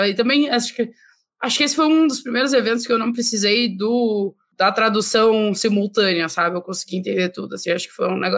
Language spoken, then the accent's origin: Portuguese; Rio Grande do Sul, Brazil; É, para mim, né, como gaúcha, estar lá no Rio Grande do Sul, num evento lá